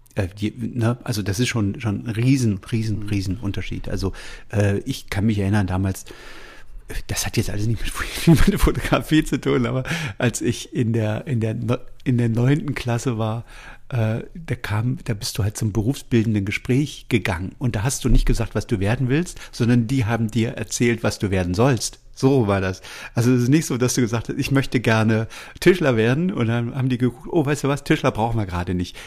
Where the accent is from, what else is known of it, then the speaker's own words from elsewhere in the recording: Halle, Saxony-Anhalt, Germany; ich bin ja aus Sachsen-Anhalt ursprünglich und bin in, in Halle an der Saale aufgewachsen